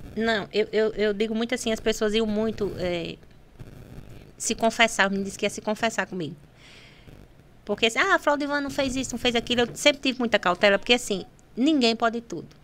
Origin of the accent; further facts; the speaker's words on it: Pendências, Rio Grande do Norte, Brazil; Eu moro ali no Massapê, você sabe que eu sou do Massapê